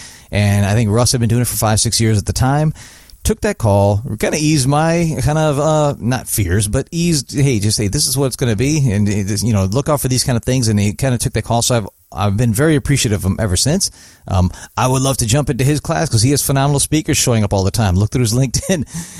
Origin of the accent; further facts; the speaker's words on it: Chicago, Illinois, United States; now in New York, United States; I'm from the Chicago area, but then I've been in the New York East Coast for 20 years now, 20 years last month.